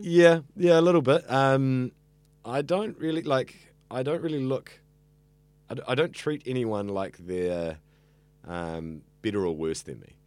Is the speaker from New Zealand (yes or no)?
yes; Auckland, New Zealand; I grew up here in central Auckland.